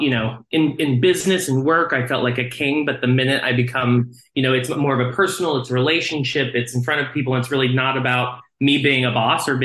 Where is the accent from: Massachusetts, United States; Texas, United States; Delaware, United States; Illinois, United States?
Texas, United States; I grew up in Texas